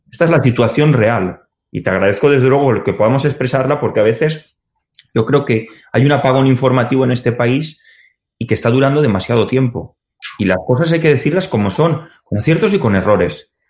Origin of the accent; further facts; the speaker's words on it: Benaguasil, Valencian Community, Spain; Yo soy firme, defensor de mi pueblo, que es el millor del Mon, como digo en Valencia